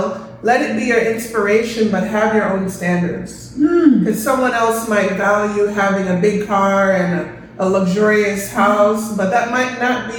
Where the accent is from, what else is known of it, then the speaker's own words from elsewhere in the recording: Kingston, Jamaica; So, you know, I'm from Kingston, Jamaica, the heart of the ghetto.